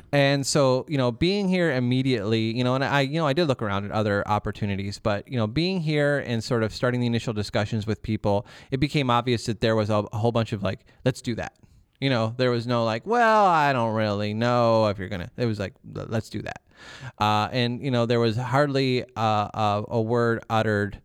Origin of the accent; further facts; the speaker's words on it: Milan, Ohio, United States; Northern Ohio. This is the Milan area